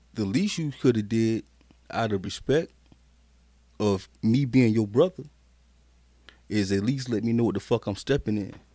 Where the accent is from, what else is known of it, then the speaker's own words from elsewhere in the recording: Carolina, United States; also born or lived in Killeen, Texas; I'm really a Carolina baby.